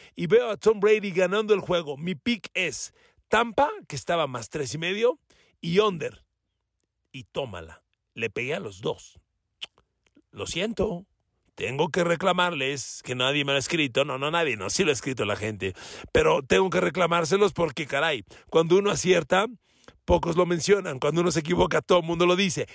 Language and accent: Spanish; Mexico